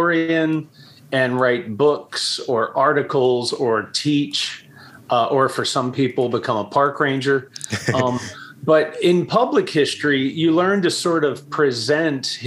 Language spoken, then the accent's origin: English; Baltimore, Maryland, United States; I was born in Baltimore. I'm from here. I've moved away a few times, but always came back.